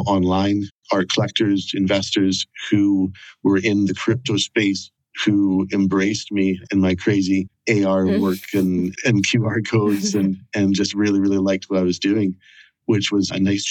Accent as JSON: {"language": "English", "country": "Canada", "moved": "as an adult", "lives_now": "Edinburgh, United Kingdom", "said": "I'm originally from Canada, but after a few years of backpacking around the world, I ended up in Scotland in 1999 and decided to stay."}